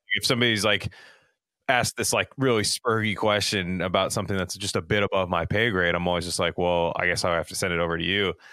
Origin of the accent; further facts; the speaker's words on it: Silicon Valley, California, United States; in my hometown, quite literally, Silicon Valley